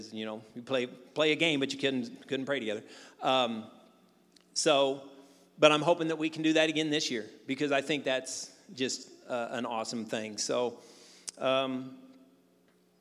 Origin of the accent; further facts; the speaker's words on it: Jackson, Missouri, United States; moved away as an adult; I grew up in Jackson